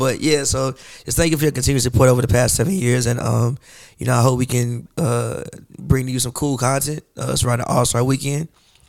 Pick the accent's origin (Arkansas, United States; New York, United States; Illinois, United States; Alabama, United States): Illinois, United States; Chicago; growing up in Chicago